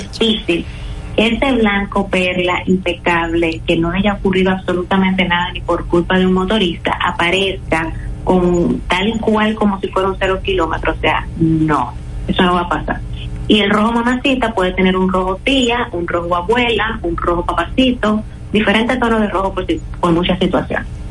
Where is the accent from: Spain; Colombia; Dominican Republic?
Dominican Republic; yo como dominicana